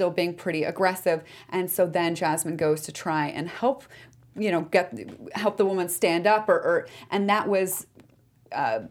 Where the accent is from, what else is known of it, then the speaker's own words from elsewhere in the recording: La Cañada Flintridge, California, United States; Pasadena is right next door to my hometown of La Cañada